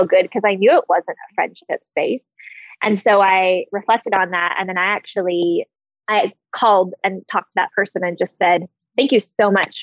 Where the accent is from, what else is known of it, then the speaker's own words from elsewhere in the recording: Canada; I'm Canadian